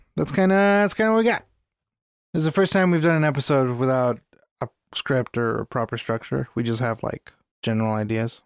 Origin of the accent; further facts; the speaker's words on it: United States; as an American a person of color